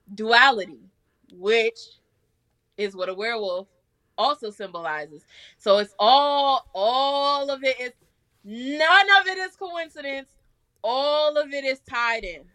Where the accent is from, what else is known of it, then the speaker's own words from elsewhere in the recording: New York City, New York, United States; now in Georgia, United States; I'm from Staten Island, New York